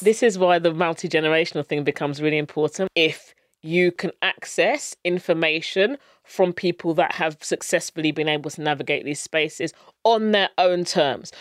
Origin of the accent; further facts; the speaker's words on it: Luton, East of England, United Kingdom; I grew up in Luton, which is a very multicultural town, and I went to school locally